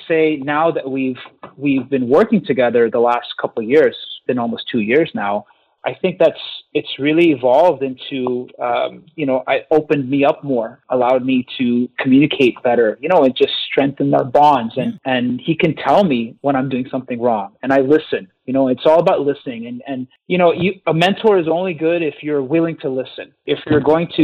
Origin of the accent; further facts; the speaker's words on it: Montreal, Quebec, Canada; I was from Montreal